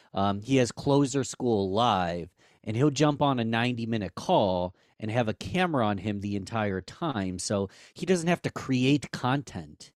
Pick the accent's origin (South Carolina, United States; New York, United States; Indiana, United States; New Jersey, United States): New York, United States; Rochester; our hometown of Rochester, New York